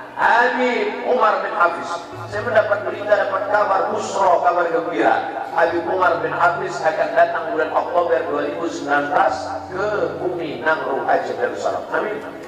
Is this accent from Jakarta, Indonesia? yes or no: no; Pekanbaru, Riau, Indonesia; kampung saya, di Pekanbaru-Riau